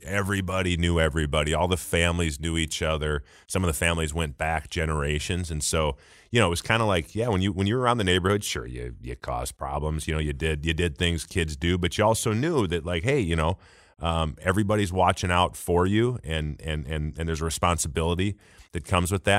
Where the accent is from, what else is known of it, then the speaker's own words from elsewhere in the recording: Saint Paul, Minnesota, United States; moved away as an adult; I'm from Saint Paul.